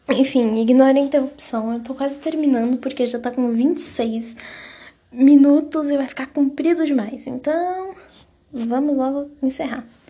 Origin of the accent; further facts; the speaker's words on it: Paraná, Brazil; now in São Paulo, Brazil; lá na minha cidade, lá no Paraná, onde na cidade que eu moro, que é fica no interior minha cidade, né? Fica na fica perto de Santa Catarina, mas é tipo divisa de Paraná com Santa Catarina